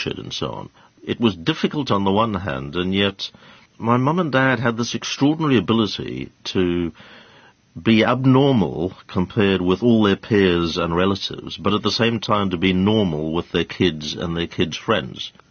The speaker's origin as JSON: {"language": "English", "country": "South Africa", "tie": "born or raised there", "moved": "yes", "lives_now": "United Kingdom"}